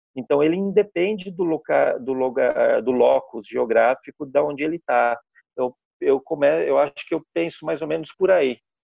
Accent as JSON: {"language": "Portuguese", "town": "Pouso Alegre", "region": "Minas Gerais", "country": "Brazil", "tie": "born or raised there", "also_born_or_lived": "Santo André / São Paulo", "said": "eu sou de Pouso Alegre. Na, eu, na, na, verdade, eu nasci em Santo André, mas eu fui vim na minha pré-adolescência para Pouso Alegre, e morei aqui até a, o terceiro colegial."}